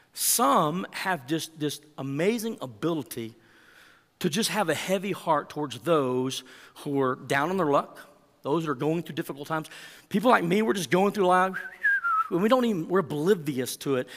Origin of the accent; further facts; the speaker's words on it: Texas, United States; accent: Texan; I speak Texan and a little bit of Spanish